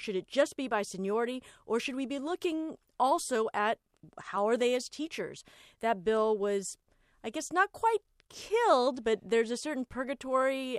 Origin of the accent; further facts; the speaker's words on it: Los Angeles, California, United States; I'm an Angelino and I am from Los Angeles